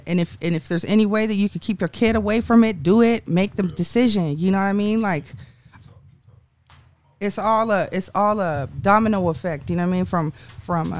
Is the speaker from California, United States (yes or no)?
yes; San Jose, California, United States; also born or lived in Santa Rosa, California; when I grew up in San Jose, it was really multicultural, everything was really nice, but I had a really bad situation, so I dipped out of there, and my family moved to North Bay in Santa Rosa.